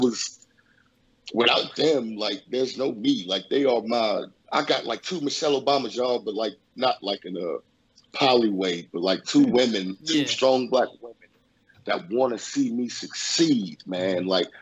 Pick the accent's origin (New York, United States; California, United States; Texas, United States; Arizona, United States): California, United States; Los Angeles; I grew up in Los Angeles, California. Born and raised in Los Angeles, California